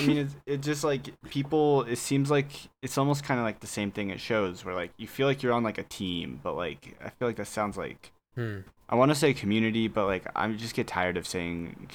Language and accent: English; Houston, Texas, United States; moved away; I'm from Houston.